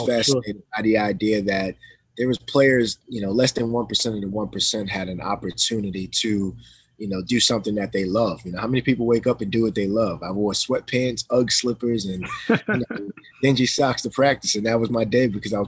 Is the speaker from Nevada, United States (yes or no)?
no; Amityville, New York, United States; I'm from Amityville